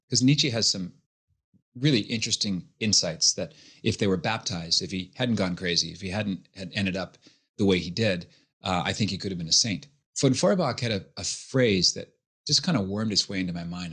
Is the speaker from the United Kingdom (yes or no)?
no; Halifax, Nova Scotia, Canada; born and raised in Halifax, Nova Scotia